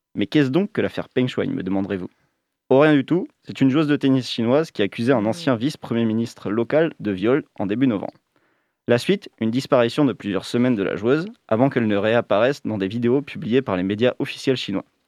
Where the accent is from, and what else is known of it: France